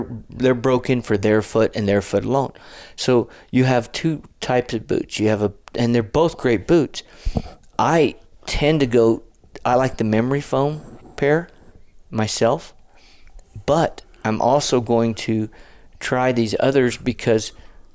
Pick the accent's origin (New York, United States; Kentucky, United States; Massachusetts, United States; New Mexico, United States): New Mexico, United States; we were born and raised on New Mexican food